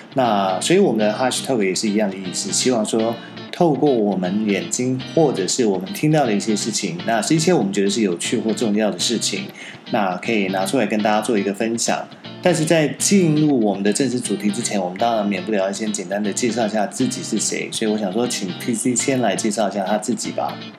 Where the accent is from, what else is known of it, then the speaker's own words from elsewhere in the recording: Taiwan; also born or lived in Shanghai; 我是比较一个土生土长的台湾小孩，没有待过美国，但我在上海也工作过几年的时间